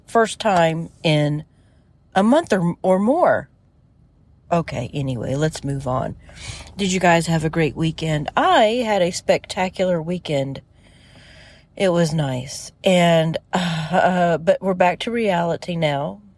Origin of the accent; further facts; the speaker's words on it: United States; living in the United States, growing up in the United States